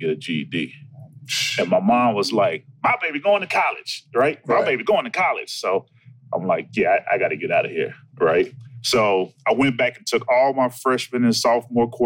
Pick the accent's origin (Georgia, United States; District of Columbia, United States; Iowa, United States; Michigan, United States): Georgia, United States; Atlanta; South Atlanta, like that's all my family roots, but I came up on the north side.